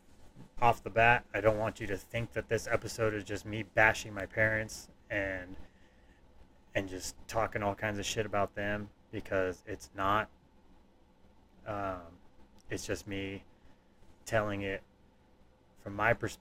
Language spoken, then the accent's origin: English; Tehachapi, California, United States; born or raised there; also born or lived in Burbank, California / Lake Los Angeles, California